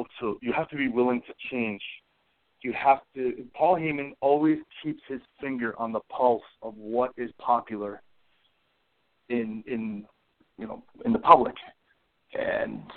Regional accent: Green Bay, Wisconsin, United States; it was my hometown

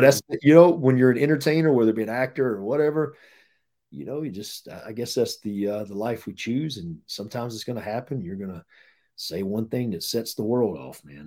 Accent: North Carolina, United States; moved away as an adult; also born or lived in Florida; we're from North Carolina

